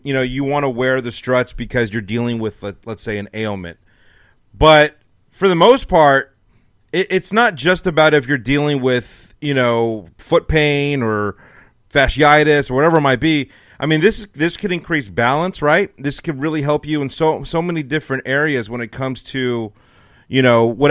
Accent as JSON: {"language": "English", "region": "California", "country": "United States", "moved": "yes", "lives_now": "Texas, United States", "said": "I'm from California"}